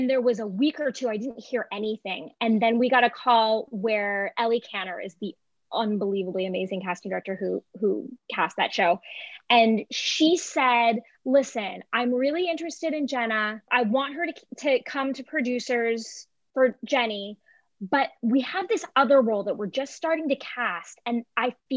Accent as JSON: {"language": "English", "area": "Ventura County", "region": "Southern California", "country": "United States", "said": "I'm from Southern California originally."}